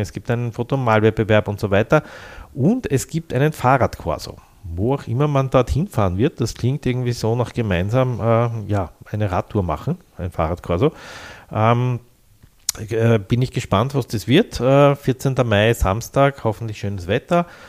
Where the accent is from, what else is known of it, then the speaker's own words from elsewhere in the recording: Vienna, Austria; Ich habe da zehn Jahre lang gewohnt als Jugendlicher in der Bastiengasse, Nafgassenbereich und bin quasi täglich dort vorbeigekommen